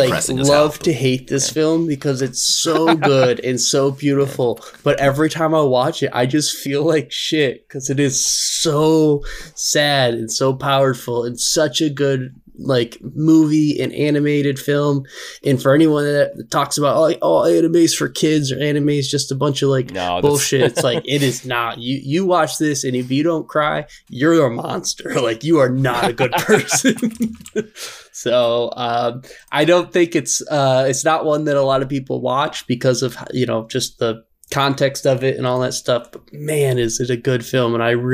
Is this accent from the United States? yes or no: no; Canada; As a Canadian, I still enjoy it, and I still love South Park.